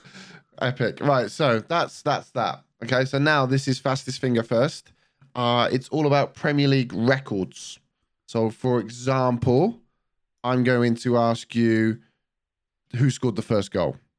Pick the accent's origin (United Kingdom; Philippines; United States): United Kingdom; the Southwest, South West England; I'm from, I'm from the Southwest